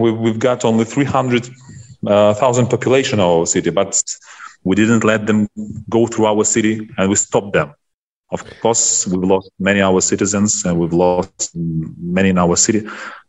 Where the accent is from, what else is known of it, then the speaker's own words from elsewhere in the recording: Chernihiv, Chernihiv Oblast, Ukraine; moved away as an adult; now in Kyiv, Ukraine; originally I'm from Chernihiv, but I'm living and working in the capital of Ukraine in Kyiv.